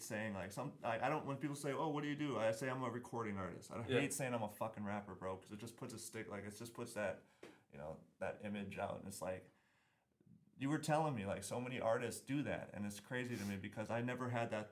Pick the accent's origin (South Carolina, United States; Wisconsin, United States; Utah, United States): Wisconsin, United States; I'm from Wisconsin